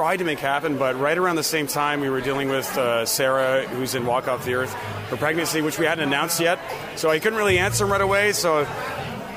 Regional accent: Toronto, Ontario, Canada; I was born in Toronto.

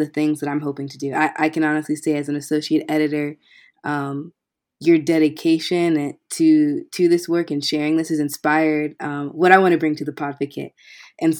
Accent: Seattle, Washington, United States; now in Chicago, United States; I am from Seattle, Washington, but coming to you live from the Chicago area

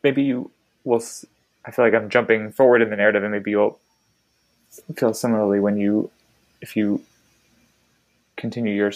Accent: Baltimore, Maryland, United States; moved away; the synagogue where I grew up in Baltimore

